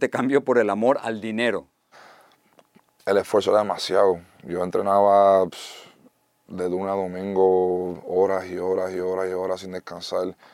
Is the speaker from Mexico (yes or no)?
no; United States; born there; first language en; Spanish is a second language; Es un poco loco eso de haber nacido en Estados Unidos, mi primer idioma es inglés y haber hecho todo esto en español.